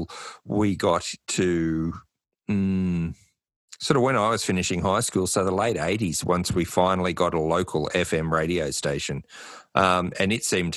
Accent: New South Wales, Australia; growing up in New South Wales

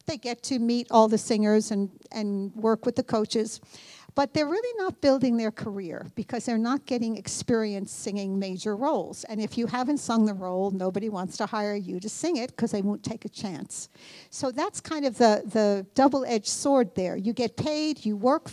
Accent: New York, United States; moved away as an adult; also born or lived in Philadelphia; now in Dallas, United States; we're from New York

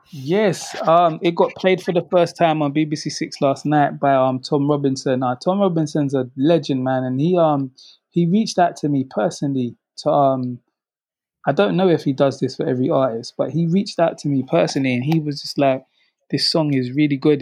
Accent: London, United Kingdom; where I grew up in South London

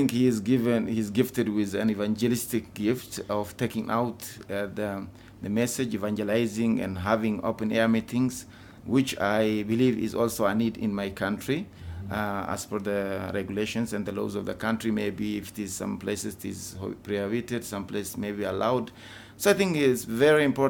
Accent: Ethiopia; my home country. And we try our best to reach out to every individual in Ethiopia

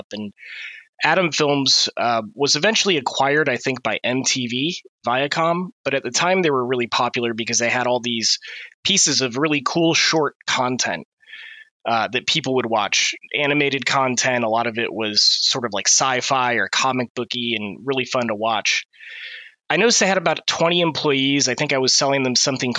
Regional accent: Niles, Michigan, United States; moved away as an adult; also born or lived in Bay Area, California; I was originally born and raised in Michigan, in a small town called Niles

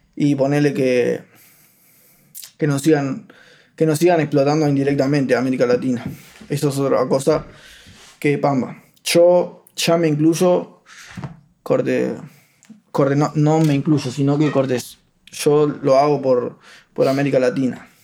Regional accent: Ciudad de la Costa, Canelones, Uruguay; also born or lived in Paso Carrasco; yo nací en Paso Carrasco y a los 4 o 5 años mi familia pateó una puerta en Lago Mar, que es ahí en Ciudad de la Costa

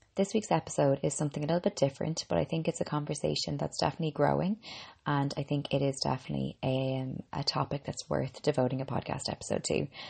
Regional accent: Ireland; I'm an Irish girl

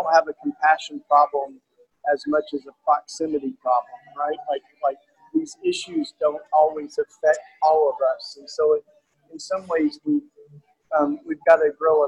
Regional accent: outside of Knoxville, East Tennessee, United States; moved away; also born or lived in Philadelphia; I'm a Tennessee boy. I grew up down on the east side of Tennessee and outside of Knoxville, Tennessee

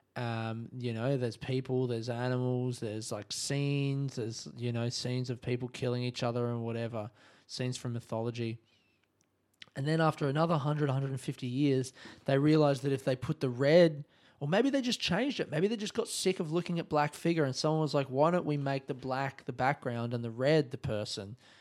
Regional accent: Australia; I'm Australian

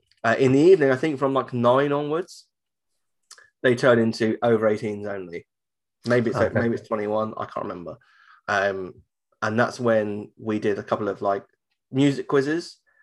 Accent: United Kingdom; I'm from the UK.

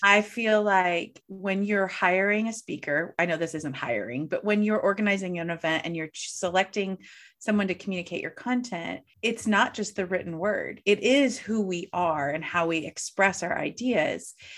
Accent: St. Louis, Missouri, United States; I'm from Saint Louis

